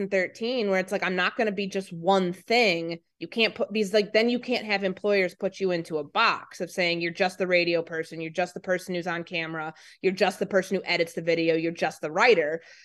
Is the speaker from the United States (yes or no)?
yes; Midwest, United States; because to me, that was a foreign country, because I grew up in the Midwest.